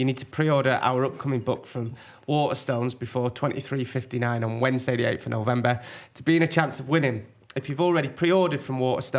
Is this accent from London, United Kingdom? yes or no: no; York, Yorkshire and the Humber, United Kingdom; born there; I was born in York.